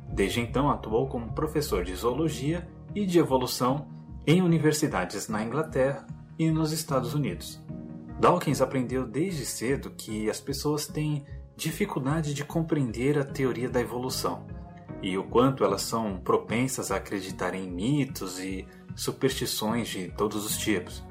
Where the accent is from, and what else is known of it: Brazil